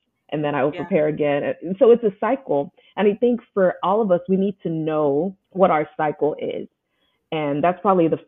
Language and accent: English; Houston, Texas, United States; moved away as an adult; also born or lived in upstate New York; I moved from upstate New York back to my hometown, Houston